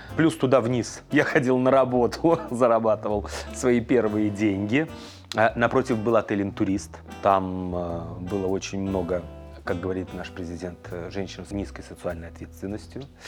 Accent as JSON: {"language": "Russian", "region": "Moscow", "country": "Russia", "tie": "born or raised there", "said": "я москвич, родился в Москве, в первом роддоме"}